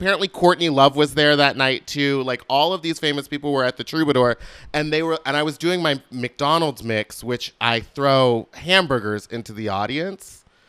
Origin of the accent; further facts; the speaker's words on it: Gerrards Cross, South East England, United Kingdom; I grew up in the UK. I grew up in Buckinghamshire.